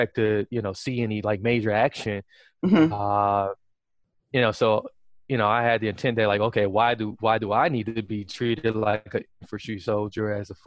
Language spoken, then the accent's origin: English; Wisconsin, United States; I was in the Army National Guard here in my home state of Wisconsin